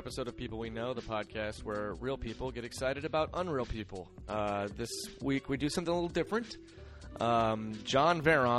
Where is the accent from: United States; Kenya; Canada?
United States; Midwest; I'm from the Midwest, and my dad is from a really small town in the Midwest